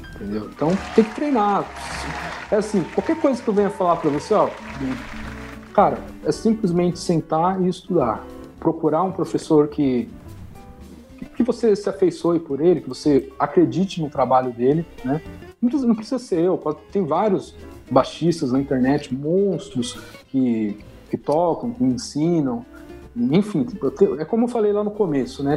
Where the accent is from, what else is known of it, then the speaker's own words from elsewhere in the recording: Carapicuíba, São Paulo, Brazil; eu sou de Carapicuíba, mas eu não moro em Carapicuíba, eu moro no interior de Carapicuíba